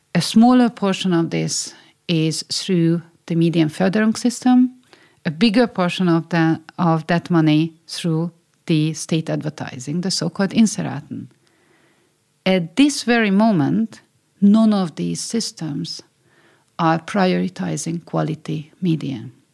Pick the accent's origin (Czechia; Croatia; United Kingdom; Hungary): Hungary; first language Hungarian; English is a second language; moved away as an adult; my childhood is there, my roots are there, my mother tongue, you know, my, my language is there